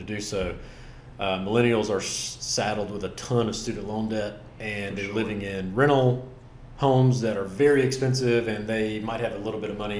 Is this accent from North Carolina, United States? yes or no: yes; Rutherford County, Western North Carolina, United States; also born or lived in Asheville, North Carolina; now in Caswell County, North Carolina, United States; I was born and raised in Western North Carolina, somewhat outside of Asheville. I grew up in Rutherford County